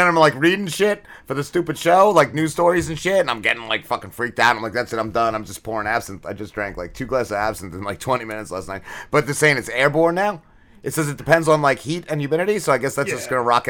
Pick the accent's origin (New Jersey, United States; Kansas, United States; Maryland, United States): New Jersey, United States; I'm from Jersey